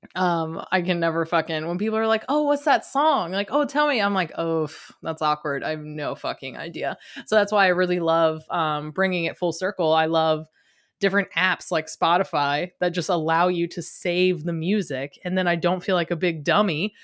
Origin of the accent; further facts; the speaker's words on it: Richmond, Virginia, United States; moved away; also born or lived in Midwest; I grew up in Virginia, in, like, Richmond, Virginia